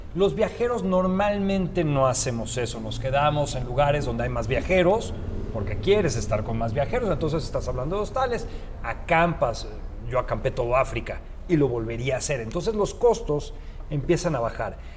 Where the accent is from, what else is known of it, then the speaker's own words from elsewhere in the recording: Mexico; como mexicanos, que somos un, país que no conocemos mucho de viaje